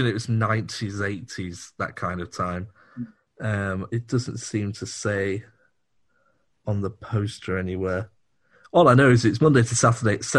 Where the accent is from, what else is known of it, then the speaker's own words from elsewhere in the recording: Hull, Yorkshire and the Humber, United Kingdom; I'm from Hull, as you can tell from my accent.